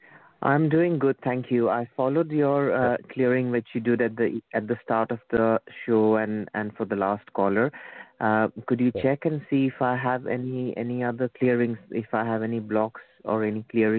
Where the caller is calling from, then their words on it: United Kingdom; I'm calling from the UK.